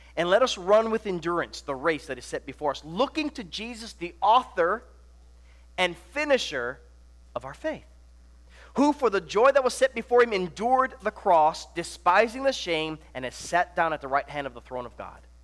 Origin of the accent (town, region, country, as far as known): Hawaii, United States; born or raised there; moved away; also born or lived in Nebraska